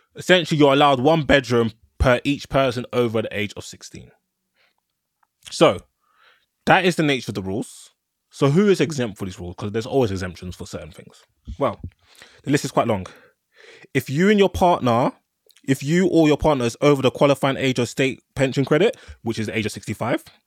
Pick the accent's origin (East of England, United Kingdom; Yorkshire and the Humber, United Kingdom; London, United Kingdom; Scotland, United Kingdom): London, United Kingdom; I'm a Londoner